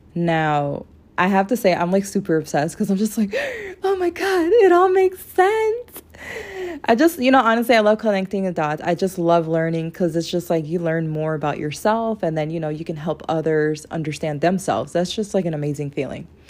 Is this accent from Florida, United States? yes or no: yes; Florida, United States; I'm from Florida.